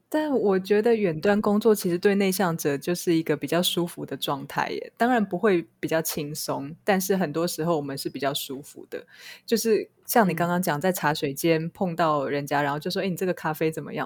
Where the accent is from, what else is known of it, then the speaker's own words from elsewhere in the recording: Taiwan; 我身为一个在台湾长大的人